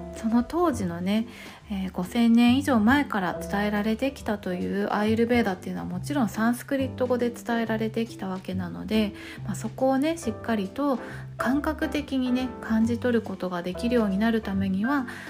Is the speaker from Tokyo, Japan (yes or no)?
yes; Tokyo, Japan; 東京生まれ東京育ち